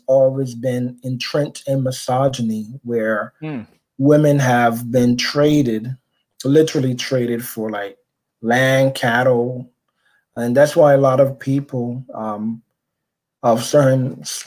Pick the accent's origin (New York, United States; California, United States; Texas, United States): New York, United States; New York City; accent: Caribbean; moved away as an adult; also born or lived in Barbados (ancestry); now in New Jersey, United States; born and raised in Brooklyn, New York. I'm a first generation American of two Barbadian parents and of Barbadian heritage